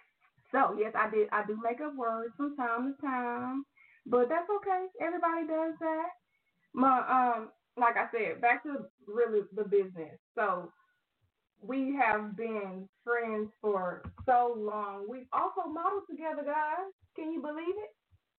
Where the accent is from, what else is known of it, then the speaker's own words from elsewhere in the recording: Austin, Texas, United States; also born or lived in Houston; I am originally from Austin. That's where I was born and raised up until I went into middle school, and then I moved to Houston.